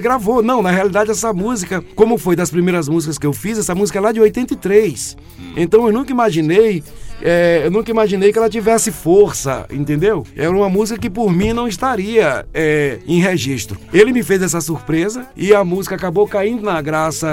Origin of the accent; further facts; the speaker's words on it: Carolina, Maranhão, Brazil; Sou maranhense de Carolina, é. dia 2 de setembro de 1964. Ixi, tive a graça de chegar, tive a graça de chegar ao mundo ali naquela terra tão maravilhosa.